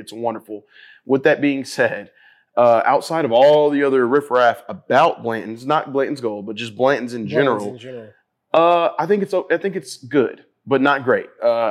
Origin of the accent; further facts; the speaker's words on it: Kentucky, United States; I'm from Kentucky